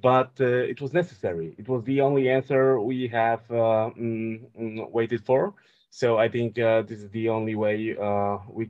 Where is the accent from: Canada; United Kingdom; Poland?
Poland; Wieliczka, Lesser Poland; moved away; also born or lived in Olsztyn; to my hometown, to Wieliczka